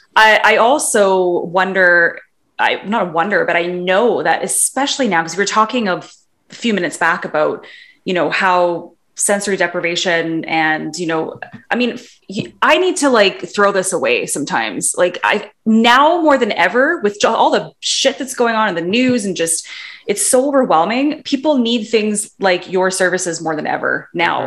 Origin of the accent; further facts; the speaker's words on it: Vancouver, British Columbia, Canada; I'm from Vancouver too